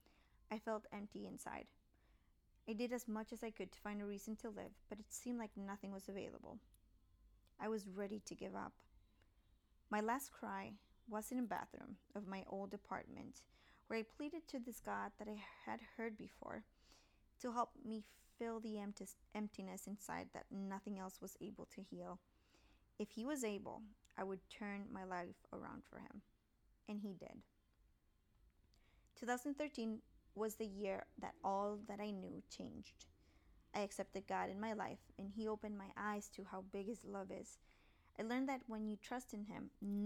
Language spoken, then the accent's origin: English; Puerto Rico; moved away as an adult; also born or lived in Tampa, Florida; I grew up in Puerto Rico.